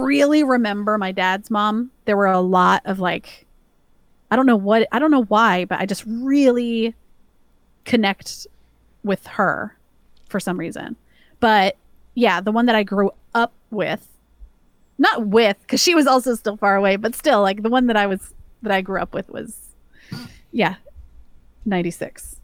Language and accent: English; the South, United States; I grew up in the South